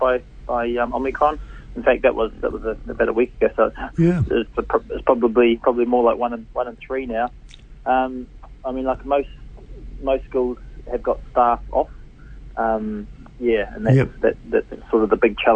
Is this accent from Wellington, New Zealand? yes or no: no; Hamilton, Waikato, New Zealand; growing up in Hamilton, doing a paper run in the morning, used to deliver the Waikato Times